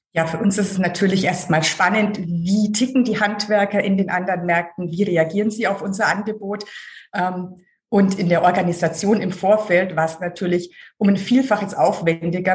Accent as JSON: {"language": "German", "town": "Hof", "region": "Bavaria", "country": "Germany", "tie": "born or raised there", "also_born_or_lived": "Schwäbisch Hall / Oberpfalz / Munich", "moved": "yes", "lives_now": "Hamburg, Germany", "said": "aber mit einem Jahr schon ins Fränkische Hof gekommen und dort aufgewachsen"}